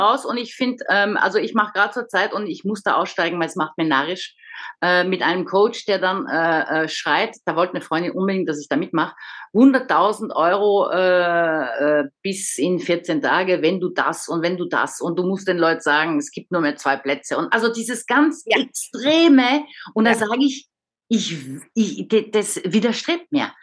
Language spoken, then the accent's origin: German; Paris, Île-de-France, France; moved away as an adult; also born or lived in Frankfurt / Vienna / Munich; now in Baden-Württemberg, Germany; Ich bin in Paris geboren, aufgewachsen, 20 Jahre in Paris